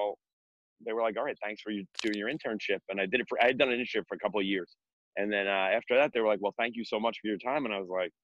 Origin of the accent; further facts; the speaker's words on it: Bergen County, New Jersey, United States; also born or lived in Manhattan, New York; I was born in Manhattan, but I grew up in North Jersey, in Bergen County. And, I've been in Bergen County pretty much my whole life.